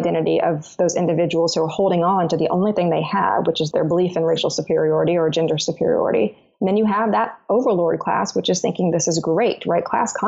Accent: Arkansas, United States; and I'm from Arkansas, this is what I hear a lot

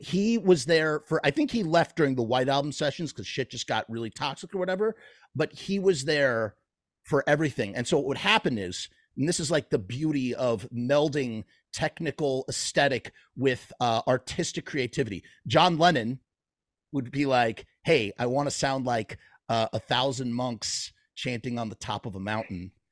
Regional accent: New York, United States; I'm from New York

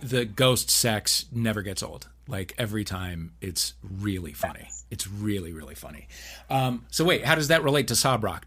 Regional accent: St. Louis, Missouri, United States; moved away; my hometown

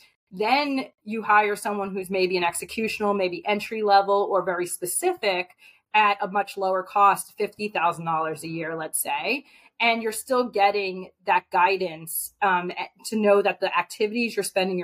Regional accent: New York, United States; I'm from New York

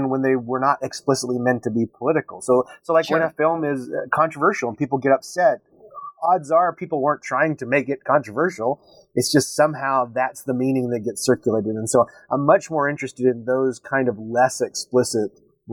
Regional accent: Texas, United States; moved away as an adult; also born or lived in upstate New York; now in Syracuse, United States; I was born and raised in Texas.

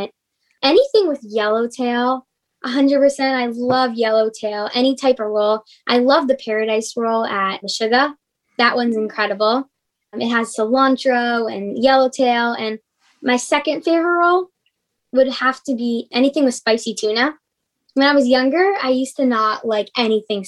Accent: Los Angeles, California, United States; also born or lived in Toronto, Canada; I grew up

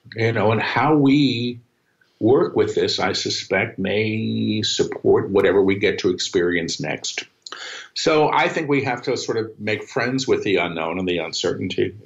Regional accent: New York City, New York, United States; moved away as an adult; now in Maui, United States; I'm a New Yorker

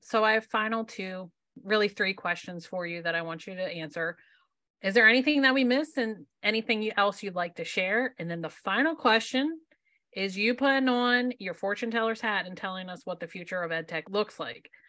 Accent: Maryland, United States; I'm from Maryland

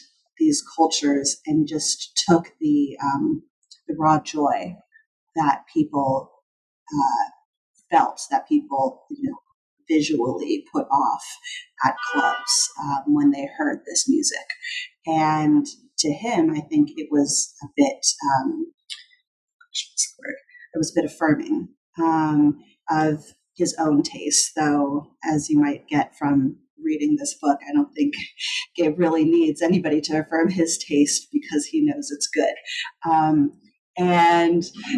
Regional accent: San Francisco Bay Area, California, United States; I'm from the San Francisco Bay Area

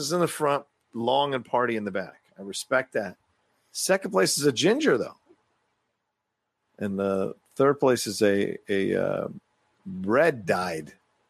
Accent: Virginia, United States; moved away; also born or lived in the Valley, California; growing up in Virginia

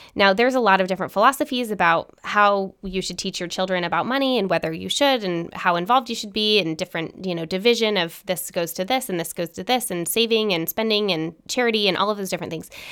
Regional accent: Salt Lake City, Utah, United States; I grew up in Salt Lake City, Utah

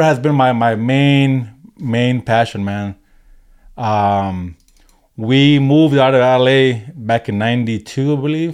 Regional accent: Maywood, California, United States; moved away; also born or lived in Highland Park, Los Angeles; I grew up in L A, uh, in the early eighties. Uh, I grew up in Maywood.

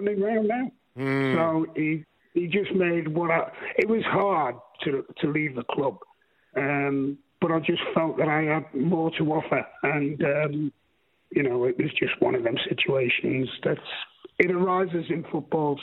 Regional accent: Liverpool, North West England, United Kingdom; moved away as an adult; also born or lived in Midlands; I was born in Liverpool, and I was an Everton supporter as a youngster

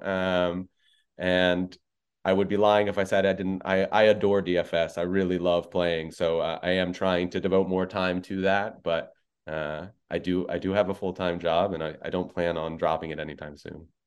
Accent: New York, United States; I'm a born and bred New Yorker

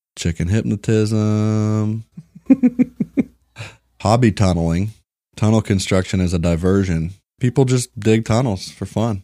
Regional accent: Kentucky, United States; moved away; I was born in Kentucky

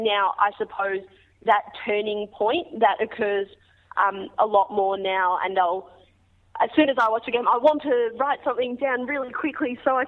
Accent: Australia; As an Australian kid, I think it's just embedded into my brain as soon as I'm born that sport is just an integral part of life.

